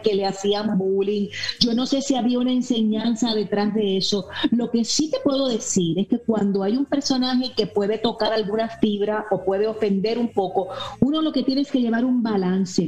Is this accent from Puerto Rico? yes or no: yes; Puerto Rico; also born or lived in Miami; Yo vengo de Puerto Rico.